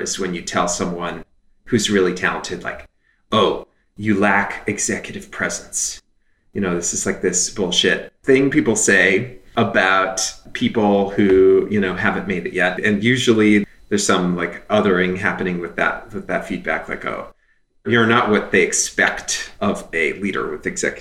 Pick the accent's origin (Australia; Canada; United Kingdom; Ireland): Canada; moved away; I'm Canadian. I grew up in Canada